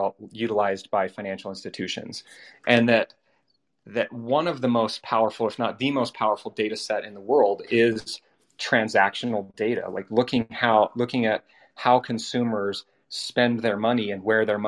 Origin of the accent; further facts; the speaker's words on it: Orem, Utah, United States; So I'm from Utah. I grew up in a little town called Orem.